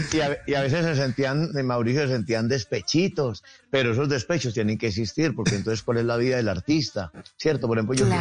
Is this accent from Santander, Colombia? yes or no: no; Ceilán, Valle del Cauca, Colombia; soy de Ceilán Valle